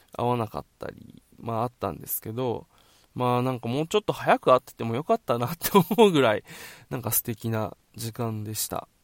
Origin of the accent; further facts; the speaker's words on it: Okinawa, Japan; also born or lived in Tokyo; 地元沖縄に